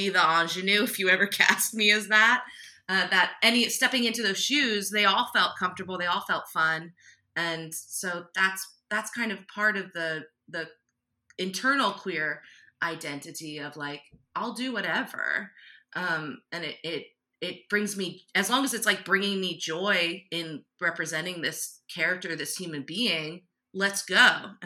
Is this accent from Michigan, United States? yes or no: no; New Jersey, United States; moved away as an adult; now in Philadelphia, United States; who has lived on the land of the Lenape people my entire life. I was born in Jersey, now I live in Philly